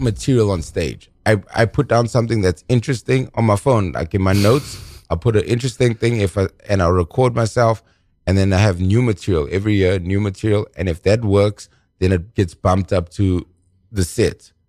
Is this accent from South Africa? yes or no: yes; South Africa; I'm from South Africa